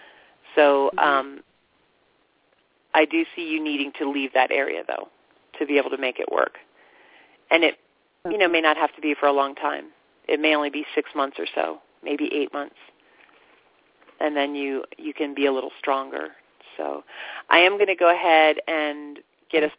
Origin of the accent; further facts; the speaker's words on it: Florida, United States; I grew up in Florida